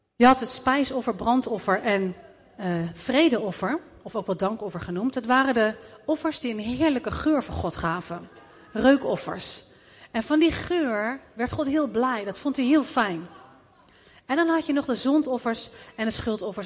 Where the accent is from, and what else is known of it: Netherlands